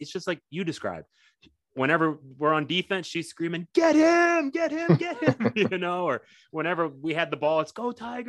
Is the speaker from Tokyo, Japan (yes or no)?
yes; Tokyo, Japan; born there; my mom's Japanese. I was born in Tokyo. You know, my dad was in the military, and that's how he's mm-hmm. ended up in Japan. So I was born there.